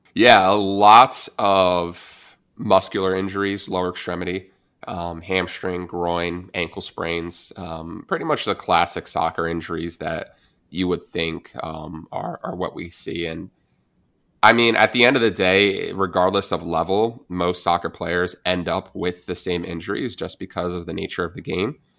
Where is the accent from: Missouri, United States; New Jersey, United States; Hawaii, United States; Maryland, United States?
New Jersey, United States; I'm from New Jersey, I'm a Giants fan